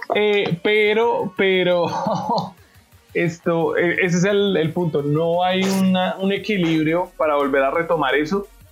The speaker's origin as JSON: {"language": "Spanish", "country": "Colombia", "said": "como somos los colombianos"}